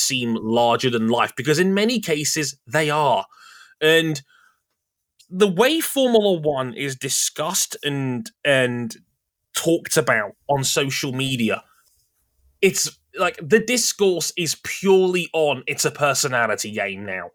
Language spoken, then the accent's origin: English; United Kingdom; I come from a country that just spent £100 million on a fucking king being coronated in the year of our Lord, 2023